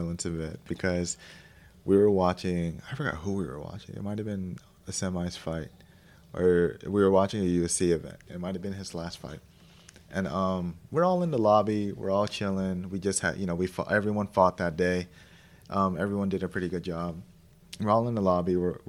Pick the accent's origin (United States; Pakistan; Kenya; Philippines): Philippines; And that's tough for me to say because I'm Filipino, but it's true.